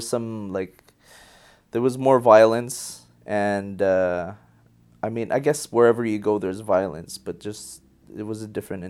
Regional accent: Montreal, Quebec, Canada; also born or lived in Philippines; I was born in the Philippines and grew up in Montreal.

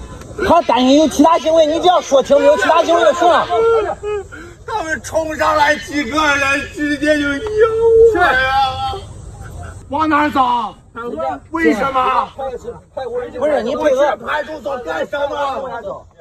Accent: Xi'an, Shaanxi, China; 咱都是中国人，咱中国人不要伤害中国人。我是西安来旅游的

